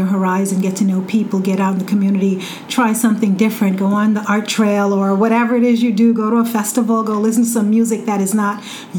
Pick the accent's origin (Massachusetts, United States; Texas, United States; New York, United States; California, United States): New York, United States; Long Island; moved away as an adult; now in Ithaca, United States; I come from a larger city, a big city. I came from Long Island, where it's easy to get lost.